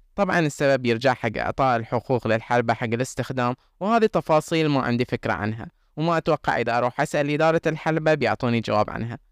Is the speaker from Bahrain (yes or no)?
yes; Bahrain